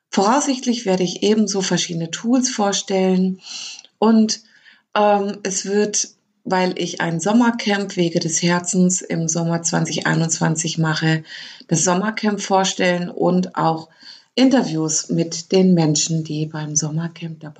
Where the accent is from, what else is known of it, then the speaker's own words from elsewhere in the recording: Lower Saxony, Germany; born there; moved away as an adult; now in Baden-Württemberg, Germany; ich bin 1972 in Niedersachsen geboren. Seit 2001 lebe ich in Baden-Württemberg, weil ich mich dorthin verliebt hatte.